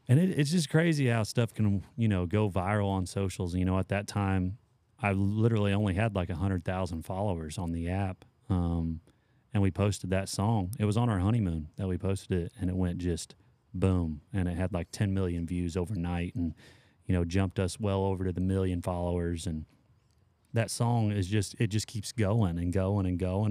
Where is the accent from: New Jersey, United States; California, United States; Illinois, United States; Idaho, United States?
Illinois, United States; Patoka; moved away; I grew up in Patoka